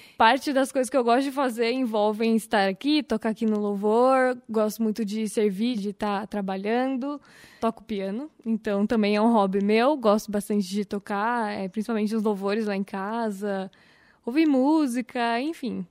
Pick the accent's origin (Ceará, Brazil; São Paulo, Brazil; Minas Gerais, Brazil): São Paulo, Brazil; moved away; Eu sou de São Paulo, né? Mas mudei para cá em 2002.